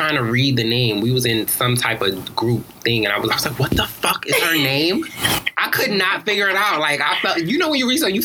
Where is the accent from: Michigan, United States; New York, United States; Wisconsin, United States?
New York, United States; New York City; moved away as an adult; now in Atlanta, United States; from Harlem, New York. I live in Atlanta now, though, but I'm really from Harlem. Like, that's my core